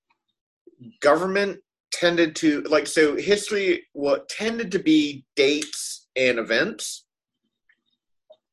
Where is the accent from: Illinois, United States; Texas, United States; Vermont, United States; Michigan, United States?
Texas, United States; Dallas; also born or lived in Austin, Texas; We grew up in Dallas, Texas. We were born in Dallas